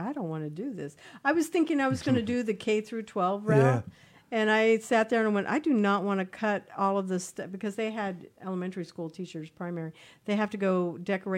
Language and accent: English; Kansas, United States; also born or lived in Wichita, Kansas; I was born in Kansas, I didn't go to schools like that, but nonetheless, I was from little towns that they actually had that. We moved to Wichita